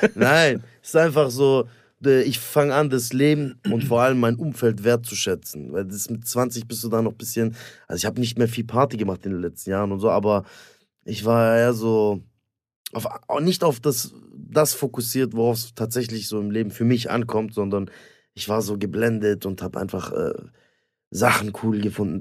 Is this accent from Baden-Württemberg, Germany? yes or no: yes; Stuttgart, Baden-Württemberg, Germany; ich komme aus Stuttgart